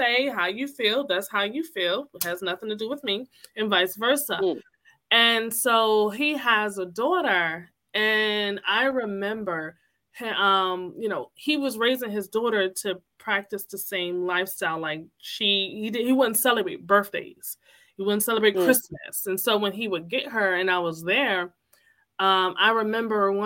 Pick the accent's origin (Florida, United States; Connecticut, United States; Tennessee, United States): Connecticut, United States; I'm from here. I was born in Connecticut